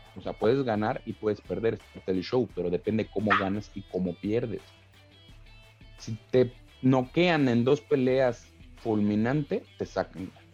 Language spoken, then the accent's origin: Spanish; Tlalnepantla, State of Mexico, Mexico; accent: chilango; yo vengo de barrio, güey. yo, crecí en Tlalnepantla